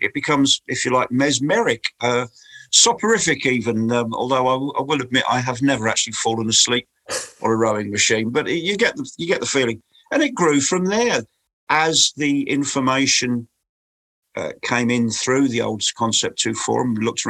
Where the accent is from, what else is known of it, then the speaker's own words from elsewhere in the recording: Crawley, South East England, United Kingdom; moved away as an adult; now in East Sussex, United Kingdom; So I live in rural East Sussex. But I do actually come from the town of Crawley, which is where Gatwick Airport is